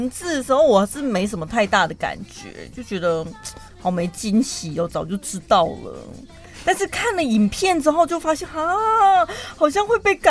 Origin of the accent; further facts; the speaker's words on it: Taiwan; 我们自己台湾当地人